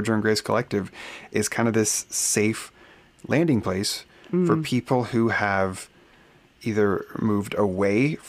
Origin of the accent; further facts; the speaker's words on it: Oregon, United States; moved away as an adult; also born or lived in Phoenix, Arizona; Oregon. Born and raised in Oregon, the Great Pacific Northwest